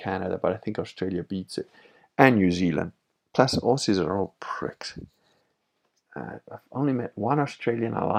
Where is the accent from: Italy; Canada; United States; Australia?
Italy; Venice, Veneto; I am Venetian